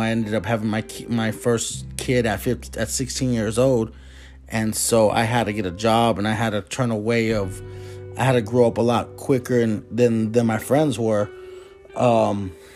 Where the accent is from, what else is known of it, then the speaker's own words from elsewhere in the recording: Phoenix, Arizona, United States; we were raised in Maryville in the Phoenix area. 85033. My whole life I was raised there